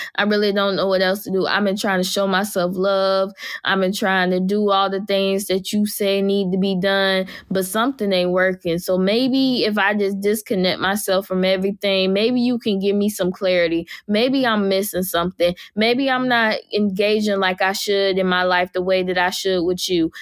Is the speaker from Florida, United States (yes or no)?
yes; Jacksonville, Florida, United States; my hometown is Jacksonville, Florida.